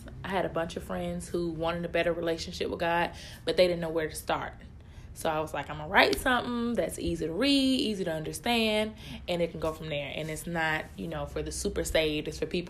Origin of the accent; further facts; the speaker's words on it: Hobson City, Alabama, United States; I am 26, and I'm originally from Hobson City, Alabama.